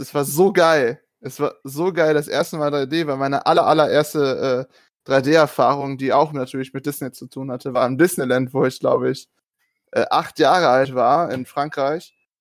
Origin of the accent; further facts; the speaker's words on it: small hometown with the Steinmüller site, North Rhine-Westphalia, Germany; moved away as an adult; now in near Stuttgart, Germany; ich bin in dieser Stadt groß geworden